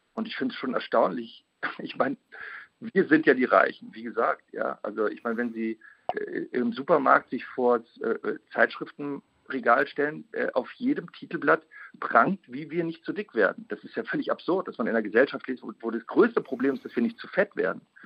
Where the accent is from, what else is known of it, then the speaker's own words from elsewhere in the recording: Germany; als Deutscher